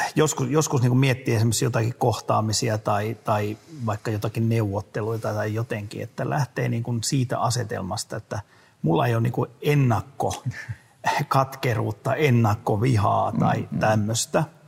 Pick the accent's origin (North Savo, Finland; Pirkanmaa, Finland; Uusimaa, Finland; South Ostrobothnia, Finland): South Ostrobothnia, Finland; mä olen itse eteläpohjalainen